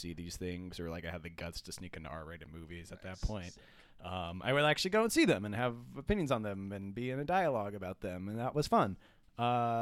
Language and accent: English; San Francisco, California, United States; growing up in San Francisco